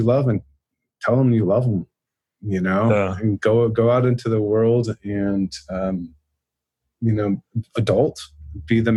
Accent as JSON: {"language": "English", "town": "Dallas", "region": "Texas", "country": "United States", "tie": "born or raised there", "said": "I grew up in Dallas, and that Dallas and Richardson is very culturally Christian"}